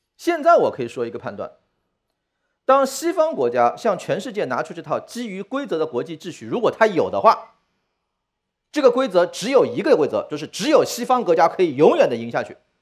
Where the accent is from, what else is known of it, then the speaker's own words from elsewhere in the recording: China; 我中国人的典型认知是中国有很多问题